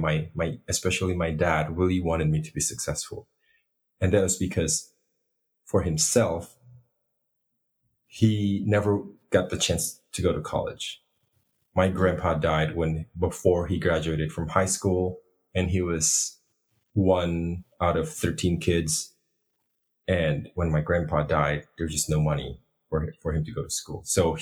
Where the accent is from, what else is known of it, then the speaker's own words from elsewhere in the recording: Indonesia; I was born in Indonesia, but I am ethnically Chinese